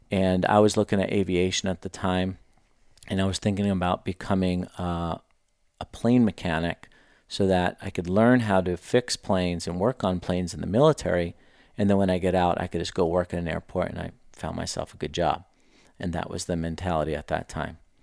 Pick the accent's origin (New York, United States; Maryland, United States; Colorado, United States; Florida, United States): New York, United States; New York City; moved away as an adult; now in Scottsdale, United States; I grew up in Queens, New York, um, born and raised there